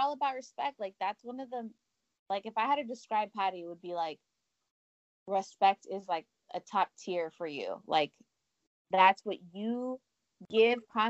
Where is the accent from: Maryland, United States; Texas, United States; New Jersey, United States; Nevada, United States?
Texas, United States; moved away; also born or lived in California; I grew up in Texas, but I also grew up in Cali